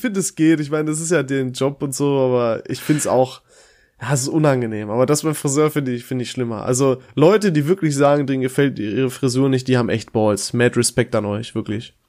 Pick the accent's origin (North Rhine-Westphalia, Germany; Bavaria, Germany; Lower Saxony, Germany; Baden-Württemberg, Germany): North Rhine-Westphalia, Germany; Dorsten; in meiner Heimat in Dorsten